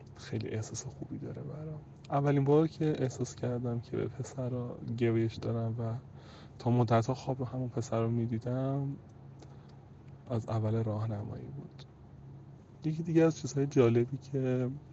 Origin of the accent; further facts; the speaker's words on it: Tehran, Tehran Province, Iran; اهل تهرانم